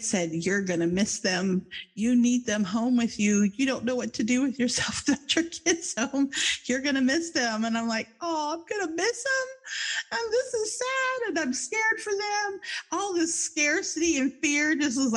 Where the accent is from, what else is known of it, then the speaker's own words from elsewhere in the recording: New Jersey, United States; now in Florida, United States; we come from New Jersey, which is just over the river from Philadelphia